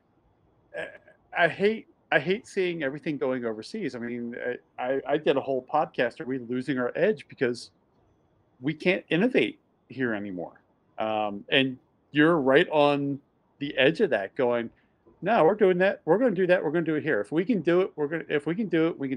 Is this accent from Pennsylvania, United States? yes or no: yes; Bensalem, Pennsylvania, United States; I grew up in Bensalem, just outside of Northeast Philly